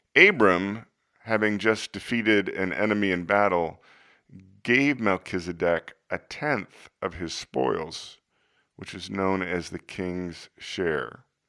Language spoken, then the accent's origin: English; United States; growing up in America